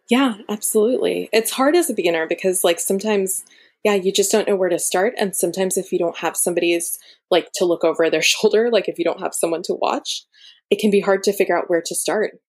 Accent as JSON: {"language": "English", "region": "Florida", "country": "United States", "tie": "born or raised there", "moved": "yes", "lives_now": "Berkeley, United States", "said": "my parents are both from India. So, I am Indian and I'm Tamil. And I personally, I grew up in Florida and I now live in Berkeley, California"}